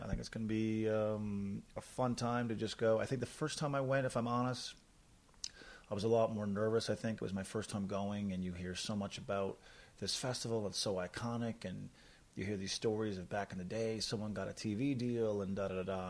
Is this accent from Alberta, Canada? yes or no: no; Newfoundland and Labrador, Canada; moved away as an adult; now in Calgary, Canada; I'm from Newfoundland